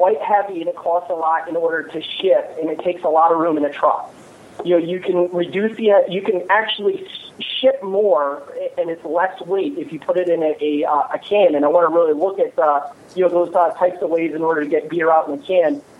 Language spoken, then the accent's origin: English; Michigan, United States; I'm from Michigan